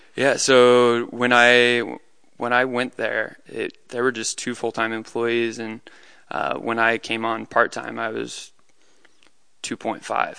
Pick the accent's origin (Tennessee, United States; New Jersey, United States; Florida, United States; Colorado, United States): Colorado, United States; Colorado Springs; I grew up in Colorado Springs, Colorado